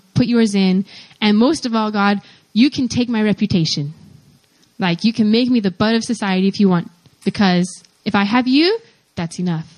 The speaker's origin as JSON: {"language": "English", "region": "Pennsylvania", "country": "United States", "also_born_or_lived": "Atlanta, Georgia, United States", "said": "I am from Pennsylvania in the United States, but I grew up in Atlanta, Georgia until I was 9 years old"}